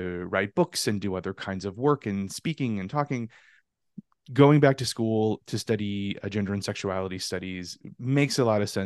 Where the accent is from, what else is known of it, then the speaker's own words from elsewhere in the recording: Louisiana, United States; also born or lived in Northeast United States; now in Ohio, United States; I am natively a Louisianian. So I'm from the Deep South